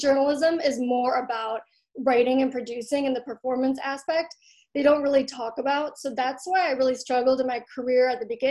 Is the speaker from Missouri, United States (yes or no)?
no; Troy, Michigan, United States; Yeah, it's this place called Troy. We used to be the 12th safest city in America.